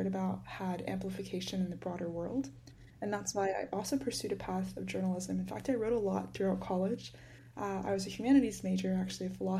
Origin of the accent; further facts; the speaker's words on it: Georgia, United States; I grew up in Georgia for most of my life, and so kind of lived in the suburbs a lot